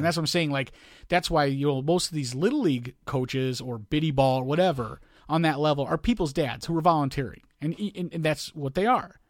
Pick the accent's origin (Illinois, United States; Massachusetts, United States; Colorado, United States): Illinois, United States; Chicago; growing up in Chicago